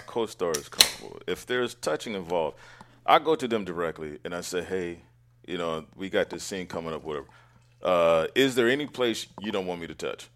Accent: Oakland, California, United States; Born and raised in Oakland

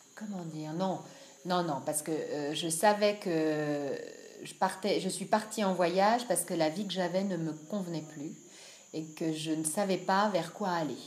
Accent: France; also born or lived in Annecy; je suis française d'origine

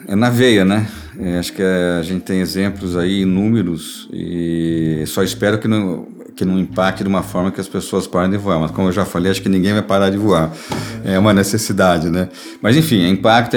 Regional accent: Brazil; estou falando mesmo como cidadão brasileiro

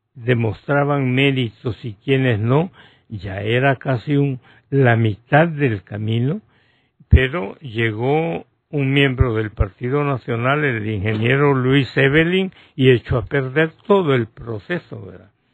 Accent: Honduras

